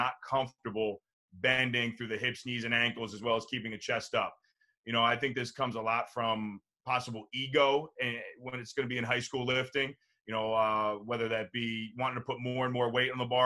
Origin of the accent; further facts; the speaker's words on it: New Jersey, United States; growing up in New Jersey